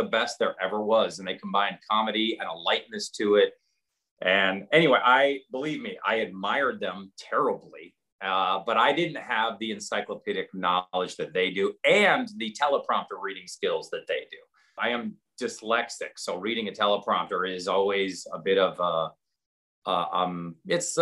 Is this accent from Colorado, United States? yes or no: no; Seattle, Washington, United States; also born or lived in New Jersey; we moved from Seattle to New Jersey in 1977.